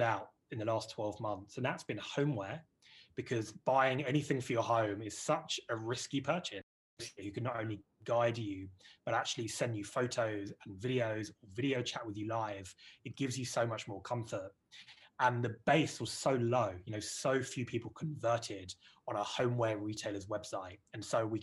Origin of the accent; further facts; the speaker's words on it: United Kingdom; accent: British; you can tell my British accent, guys, that we got started here in the UK